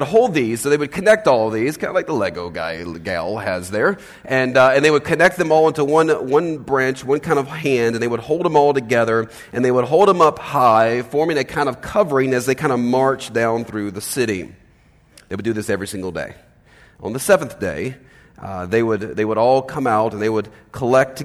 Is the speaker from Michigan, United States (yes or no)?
no; Los Angeles, California, United States; moved away as an adult; I'm from Los Angeles